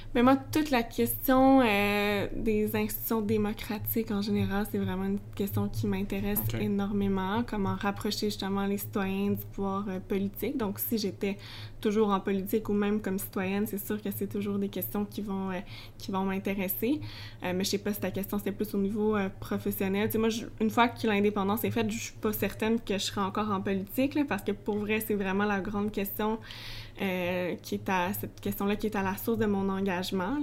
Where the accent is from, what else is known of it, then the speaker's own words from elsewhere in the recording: Sainte-Julie, Quebec, Canada; also born or lived in Longueuil; je suis pas originaire de Longueuil, moi je suis originaire de Sainte-Julie